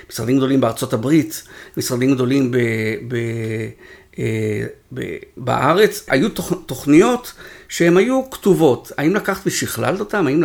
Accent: Israel; אנחנו ישראלים

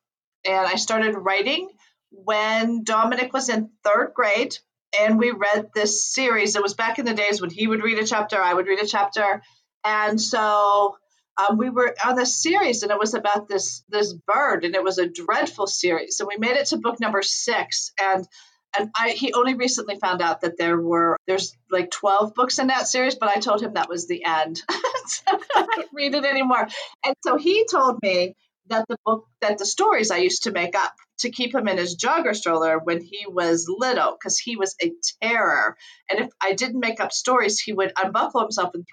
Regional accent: Ohio, United States; now in Colorado, United States; I'm originally from Ohio

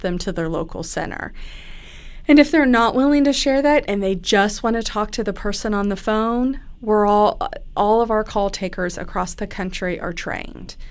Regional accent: Pennsylvania, United States; moved away as an adult; now in Kentucky, United States; I grew up in Pennsylvania. I moved down here to Kentucky for school.

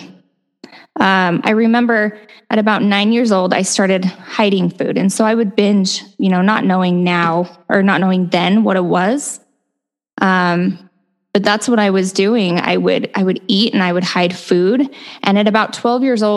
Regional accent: Utah, United States; I grew up in Utah, so born and raised in a very typical Utah Mormon family

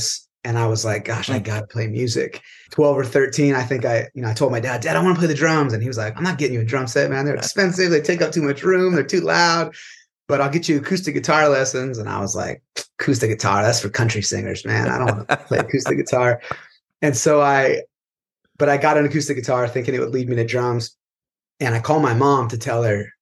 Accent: California, United States; from California.

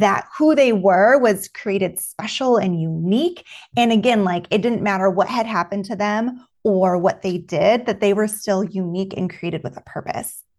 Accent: Juneau, Alaska, United States; moved away as an adult; now in Texas, United States; I was born and raised in June, Alaska

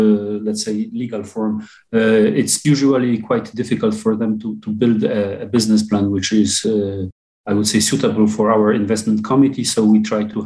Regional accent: Warsaw, Masovian Voivodeship, Poland; English is a second language; also born or lived in France; I'm born and raised in Warsaw. I spent some time in France, but I most of the of my life I spent it in Warsaw

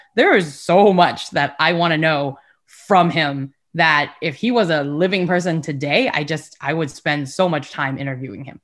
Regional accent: Houston, Texas, United States; also born or lived in California / Taiwan / Sugar Land, Texas; I grew up in Houston and Sugarland as well

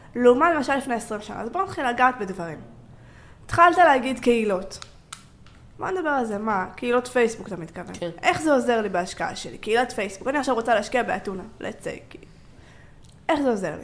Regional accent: Israel; אני בתור ישראלית

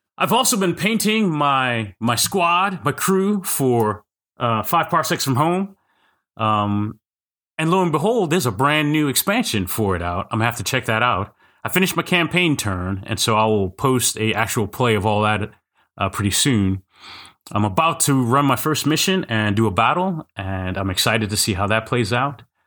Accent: Kansas City, United States; I used to run a quarterly Kansas City R P G day

